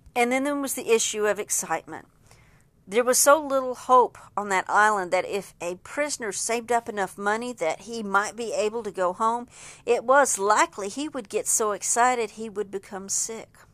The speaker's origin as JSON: {"language": "English", "region": "Texas", "country": "United States", "first_language": "English", "said": "I'm from Texas, deep in Texas, and English is my only language"}